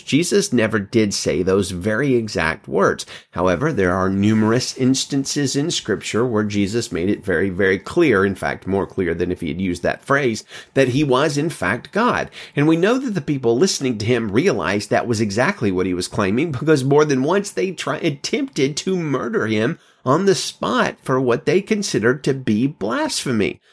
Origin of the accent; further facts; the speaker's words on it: Alabama, United States; now in California, United States; I'm from Alabama